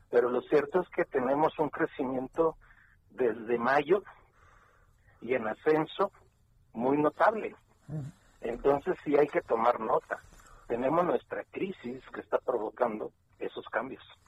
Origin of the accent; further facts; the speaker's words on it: Mexico; somos mil cuatrocientos mexicanos por día llegando también a la frontera norte-mexicana